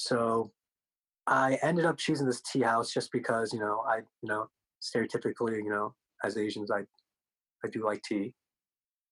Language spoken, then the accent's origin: English; Denver, Colorado, United States; first language Korean; English is a second language; I was born in Denver